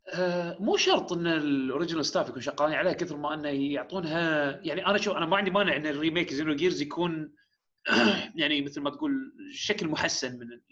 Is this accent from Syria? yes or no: no; Kuwait; عندنا بالكويت